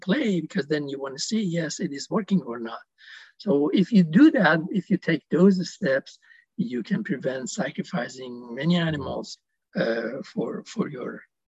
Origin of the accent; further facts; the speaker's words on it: Iran; you hear as a, you know, a Persian, we are very passionate about past history.